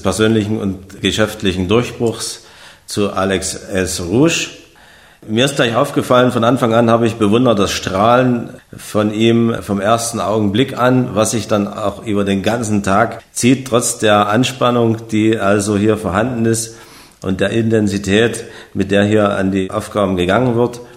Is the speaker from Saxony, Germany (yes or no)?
yes; Saxony, Germany; ich komme aus Sachsen